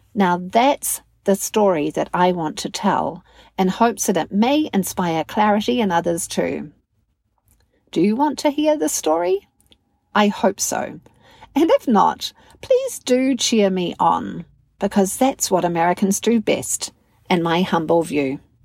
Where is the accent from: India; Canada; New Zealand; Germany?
New Zealand; now in Wisconsin, United States; I'm a communications coach, a narrative coach, and a mental fitness coach from New Zealand based in the fine state of Wisconsin